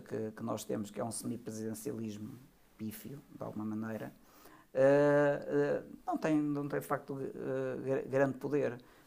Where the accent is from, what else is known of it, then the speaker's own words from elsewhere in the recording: Portugal; a minha ideia como, como português